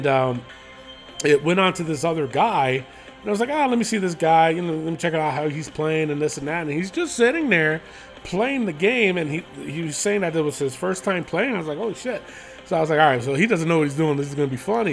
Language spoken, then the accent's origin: English; New York, United States; now in Las Cruces, United States; but I'm originally from New York